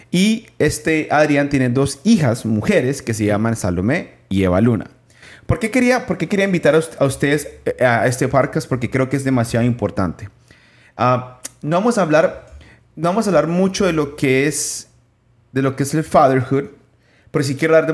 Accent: Peru; Yo soy de Perú.

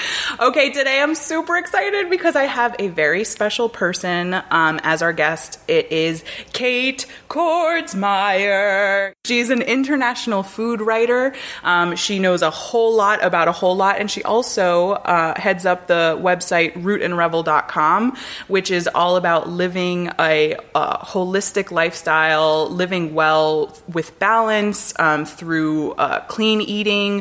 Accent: North Miami, Florida, United States; I grew up in North Miami, where there's a large Jewish population

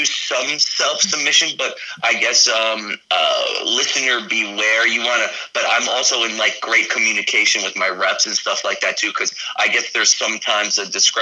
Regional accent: New York City, New York, United States; moved away; also born or lived in Florida; growing up in Brooklyn in like a huge city

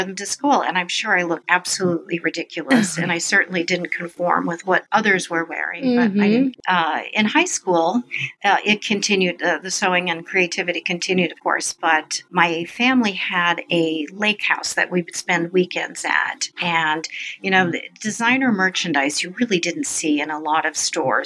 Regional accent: Iowa, United States; also born or lived in Sioux City, Iowa; I was born in Sioux City, Iowa, and grew up in a small rural town about 35 miles from there

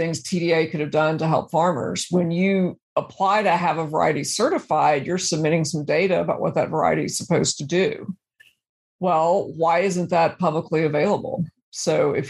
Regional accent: Brownwood, Texas, United States; also born or lived in Dallas, Texas; I grew up in Brownwood, ranching on both sides of my family

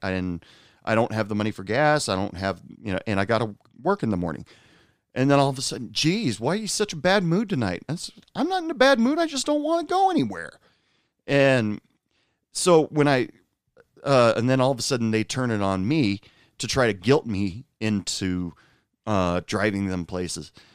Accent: the Northwest, Pacific Northwest, United States; now in West Texas, United States; I was born and raised in the Northwest

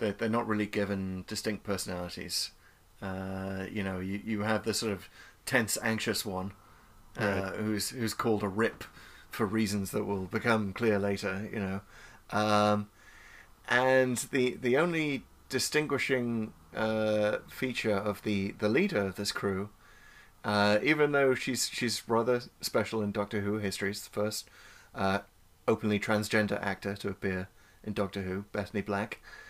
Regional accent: North East England, United Kingdom; is the accent from that region is known as Geordie. That's where I grew up. It was an accent I do not have, by the way.

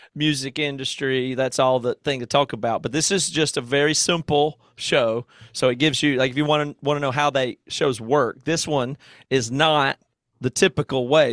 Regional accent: Greer, South Carolina, United States; moved away; my hometown of Greer

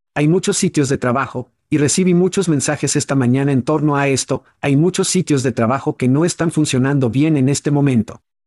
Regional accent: Ohio, United States; ambos crecimos en Ohio

